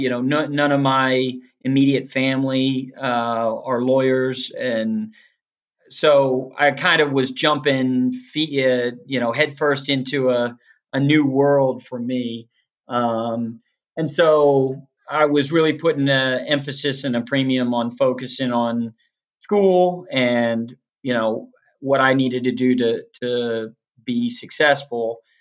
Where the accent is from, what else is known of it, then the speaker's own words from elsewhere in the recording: Western Loudoun County, Virginia, United States; moved away; it's still beautiful out there, but uh, but it definitely it's it's different than what I remember growing up